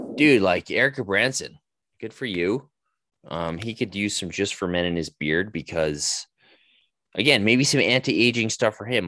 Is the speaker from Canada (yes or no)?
yes; Calgary, Alberta, Canada; my hometown